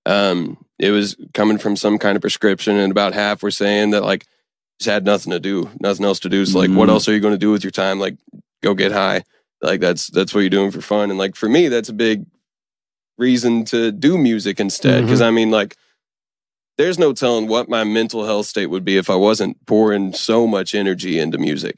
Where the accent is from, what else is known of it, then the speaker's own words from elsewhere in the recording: Stanton, Kentucky, United States; my hometown's health department. Eastern Kentucky's been hit real hard by the opioid epidemic.